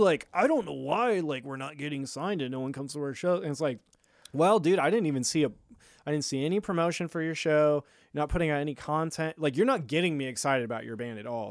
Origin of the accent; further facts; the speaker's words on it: Lincoln, Nebraska, United States; also born or lived in California; I'm from Lincoln